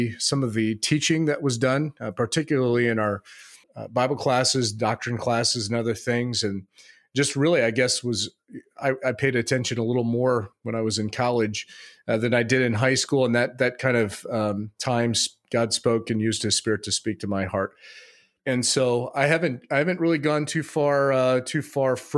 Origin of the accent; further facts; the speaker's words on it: Phoenix, Arizona, United States; moved away as an adult; also born or lived in Midwest; I grew up in the Phoenix, Arizona, desert